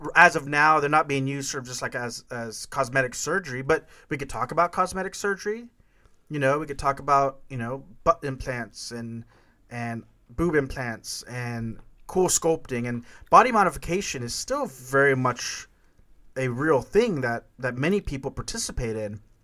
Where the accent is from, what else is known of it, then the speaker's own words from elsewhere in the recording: Corpus Christi, Texas, United States; when we were kids growing up in Corpus Christi, Texas